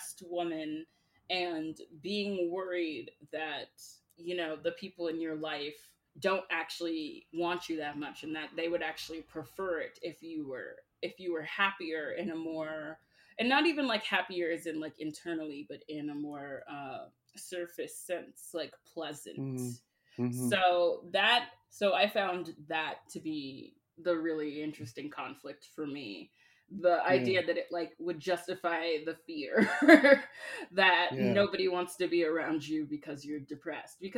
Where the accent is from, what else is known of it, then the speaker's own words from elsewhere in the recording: the South, United States; I am from the South, and I am very aware of the specific culture that Honk for Jesus exists